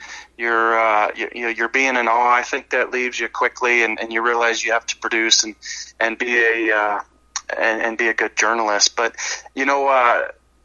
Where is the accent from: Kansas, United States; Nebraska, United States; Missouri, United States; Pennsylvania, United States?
Missouri, United States; St. Louis; I grew up in St. Louis